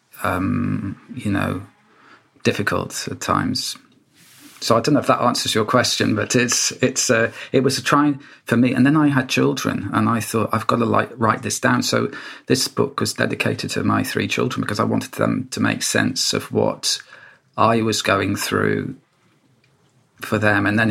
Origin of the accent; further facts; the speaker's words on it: Wales, United Kingdom; when I was a child and growing up in Wales